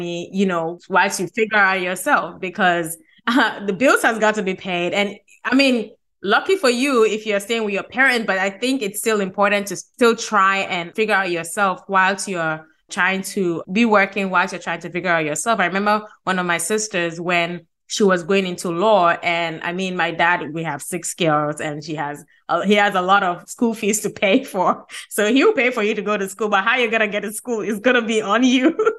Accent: Ghana; I'm Ghanaian.

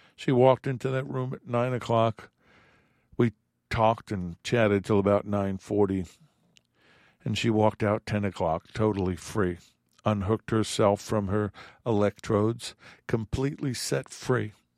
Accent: New York, United States; I'm an Italian from New York

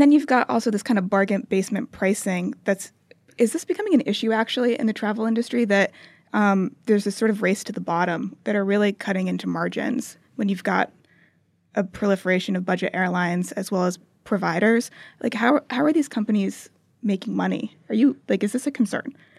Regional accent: United States

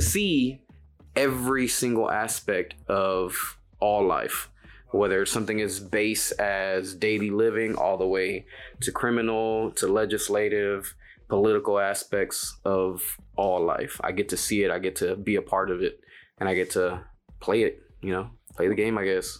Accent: Dallas, Texas, United States; I'm born and raised in Oak Cliff.

